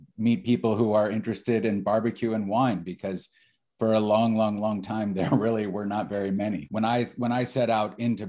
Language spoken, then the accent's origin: English; Austin, Texas, United States; moved away; also born or lived in San Francisco; and I grew up in Austin, you know, and I'm from Texas